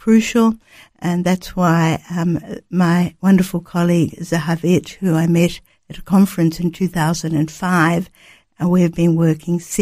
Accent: Sydney, New South Wales, Australia; I grew up on the North Shore of Sydney

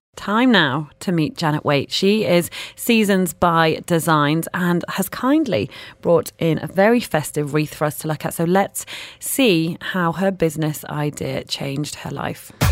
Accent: United Kingdom; moved away; being from the U K.

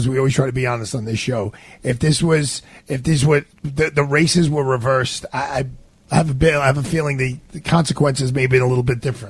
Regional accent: New York City, New York, United States; first and foremost, I'm a New Yorker.

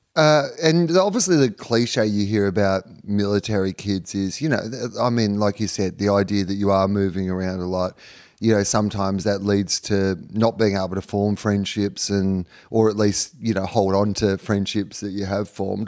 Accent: Sale, Victoria, Australia; I was born in the Gippsland Base Hospital of Sale. I, I went to s, high school in Sale

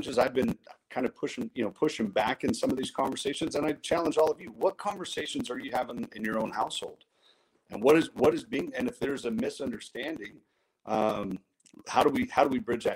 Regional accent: Modesto, California, United States; I grew up in South Modesto

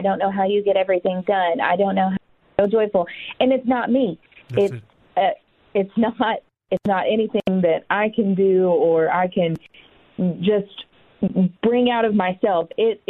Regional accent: the South, United States; Looking back, growing up in the Bible Belt and in the South

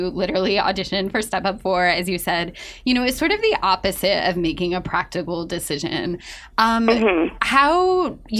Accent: Ohio, United States; now in New York, United States; we're both from Ohio, grew up like 5 minutes apart

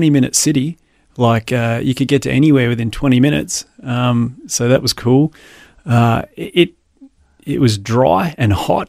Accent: Adelaide, South Australia, Australia; I grew up in Adelaide and attended the church that was at the end of our street.

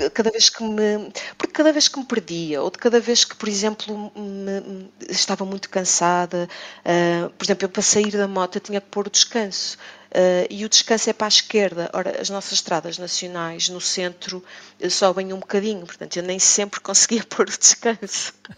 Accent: Porto, Norte, Portugal; eu sou do Porto

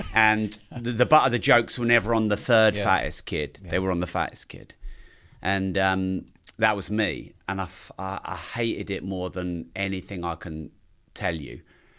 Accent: East of England, United Kingdom; Growing up wasn't really something I did anywhere for any length of time because Dad kept moving us around the place. So my dad's always owned pubs, bars, hotels, the odd little club. And so we always moved around Cambridgesh

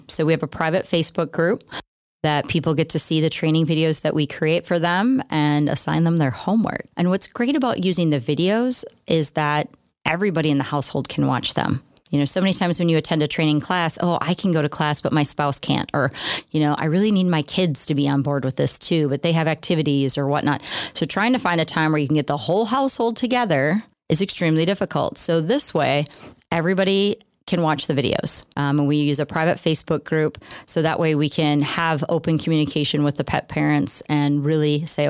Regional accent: La Crosse, Wisconsin, United States; I'm born and raised in La Crosse, lived here my entire life, which is a long time now that I think about my age.

